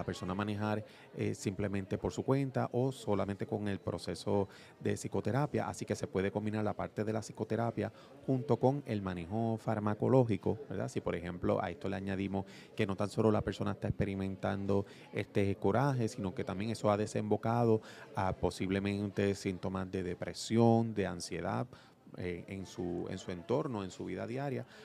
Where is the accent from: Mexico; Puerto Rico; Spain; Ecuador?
Puerto Rico; Ponce; Nacido y criado aquí de, de Ponce